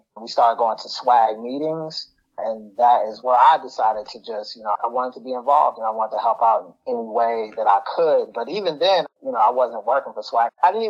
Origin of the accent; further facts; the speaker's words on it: Chicago, Illinois, United States; moved away as an adult; now in Lansing, United States; I grew up in Chicago, and I moved to Lansing about 11 or 12 years ago